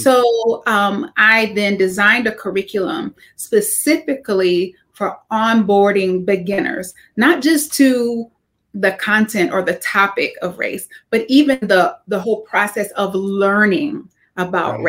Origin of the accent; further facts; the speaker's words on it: the South, United States; growing up in the South as an African American